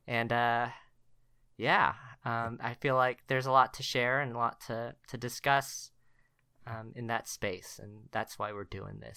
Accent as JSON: {"language": "English", "town": "Richardson", "region": "Texas", "country": "United States", "tie": "born or raised there", "also_born_or_lived": "Korea / College Station, Texas", "moved": "as an adult", "said": "I was born in Korea, came to the States when I was ten months old, uh, lived in the Richardson area of Dallas, uh, for about twenty-three, twenty-four years"}